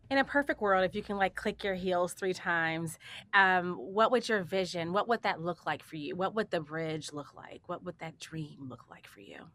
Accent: Chicago, Illinois, United States; moved away; I'm from Chicago originally, and, um, so I'm from the inner city

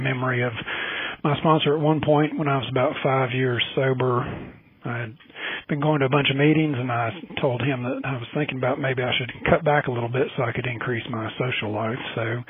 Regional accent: Mebane, North Carolina, United States; I'm from Mebane, North Carolina.

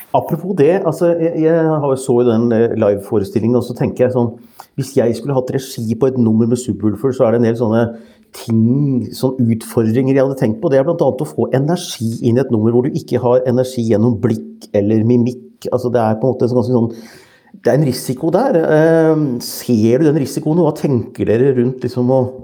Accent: Norway; min underlegenhet som nordmann

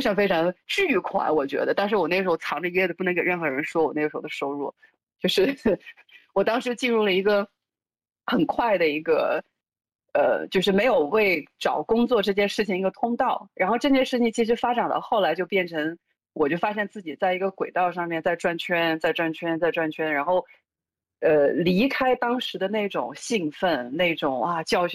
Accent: Urumqi, Xinjiang, China; moved away; 所以小的时候在新疆长大

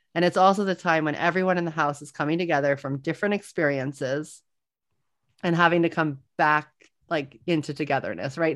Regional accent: New Orleans, Louisiana, United States; I am from New Orleans

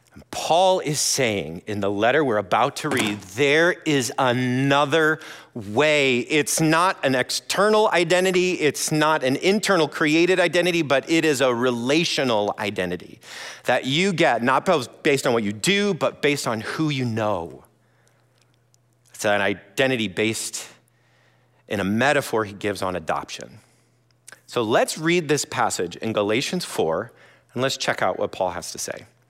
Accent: Iowa, United States; moved away as an adult; also born or lived in Brazil; now in Madison, United States; originally I'm from Iowa

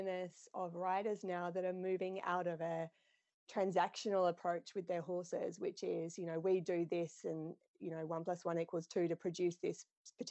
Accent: Australia; now in New Zealand; I competed growing up in Australia. So I'm from Australia originally, but I live in New Zealand

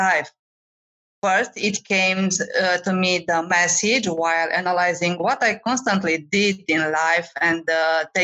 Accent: Romania; moved away as an adult; also born or lived in France / Cyprus / Nigeria; now in United States; I am from Romania, but I traveled and lived in many countries in Europe, like France and Cyprus

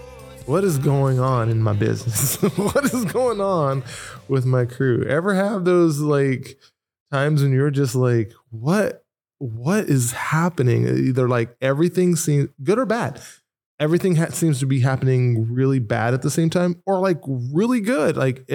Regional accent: Nashville, Tennessee, United States; also born or lived in Norwalk, United States; I am from Nashville, Tennessee. Lived in Norwalk for quite a long time.

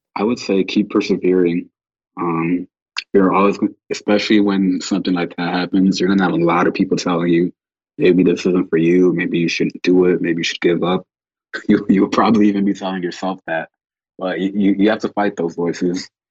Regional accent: Chicago, Illinois, United States; growing up in Chicago

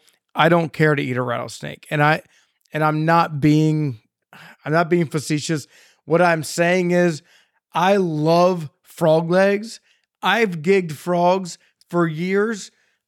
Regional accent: Maryland, United States; You know, where I'm from, I'm from Central Maryland, Carroll County, Maryland

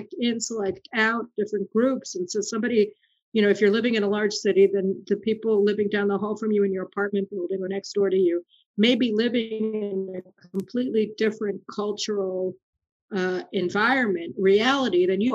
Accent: United States; now in Israel; we grew up in America

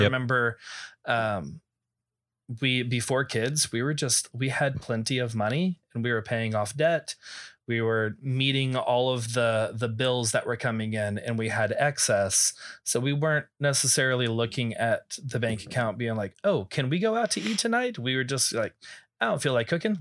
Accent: Texas, United States; I grew up in Texas

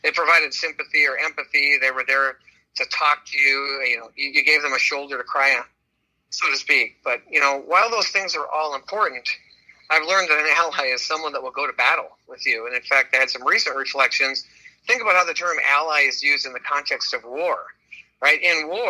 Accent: Minnesota, United States; This is my home state where I've lived much of my life. And I've always thought of Minnesotans as these nice people

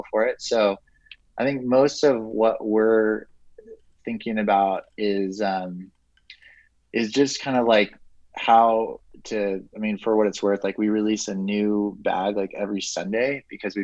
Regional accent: Santa Barbara, California, United States; growing up in Santa Barbara

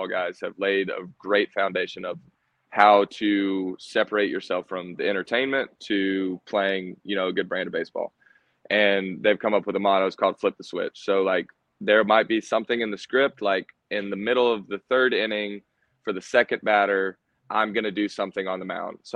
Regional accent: Savannah area, Georgia, United States; born or raised there; also born or lived in Texas

